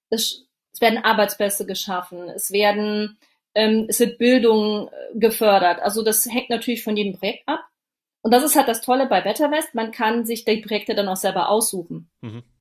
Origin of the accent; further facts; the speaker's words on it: Saarland, Germany; Ich sitze in meinem Homeoffice und das ist im Saarland. Das ist meine Heimat.